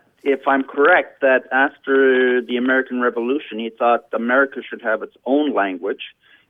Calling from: Brighton, Ontario, Canada; I'm calling from Brighton, Ontario, Canada.

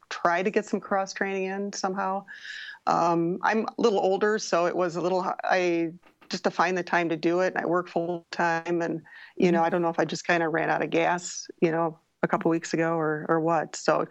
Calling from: Madison, Wisconsin, United States; I'm calling from Madison, Wisconsin.

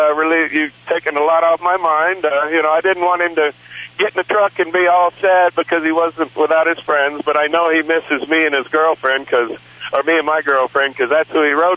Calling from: Phoenix, Arizona, United States; Phoenix, Arizona.

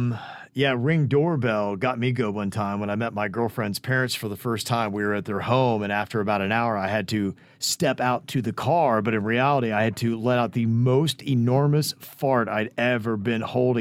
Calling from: Miami, Florida, United States; hey, guys, just wanted to say love you all. I'm from Miami.

